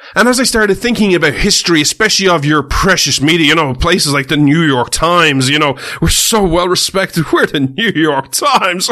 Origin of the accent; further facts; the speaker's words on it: Ireland; I'm Irish